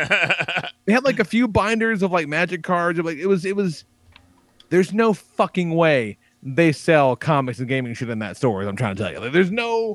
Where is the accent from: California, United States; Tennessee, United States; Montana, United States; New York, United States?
Tennessee, United States; me and this guy, we're from Tennessee